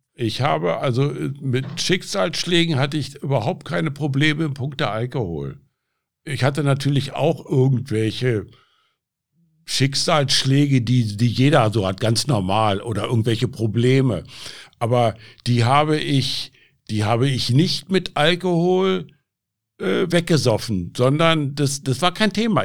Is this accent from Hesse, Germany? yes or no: no; Berlin, Germany; now in Aachen, Germany; Ja, also ich bin in Berlin groß geworden. Ich bin mit elf Jahren nach Berlin gekommen